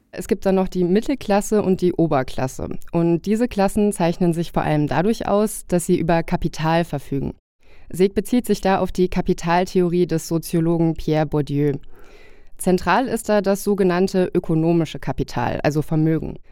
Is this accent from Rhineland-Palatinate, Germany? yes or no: yes; Koblenz, Rhineland-Palatinate, Germany; in meiner Heimatstadt Koblenz